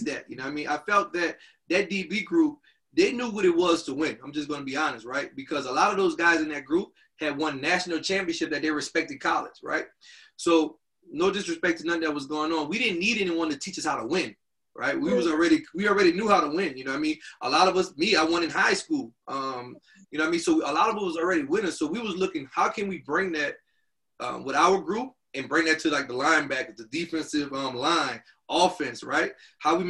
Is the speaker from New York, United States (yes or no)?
no; Louisiana, United States; moved away; I'm from Louisiana. I played volleyball in Louisiana